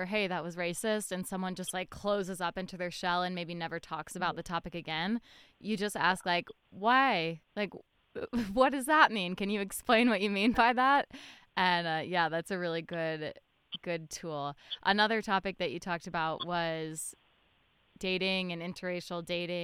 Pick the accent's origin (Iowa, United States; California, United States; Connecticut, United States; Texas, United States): Connecticut, United States; Fairfield; we grew up in Fairfield, Connecticut, a bubble town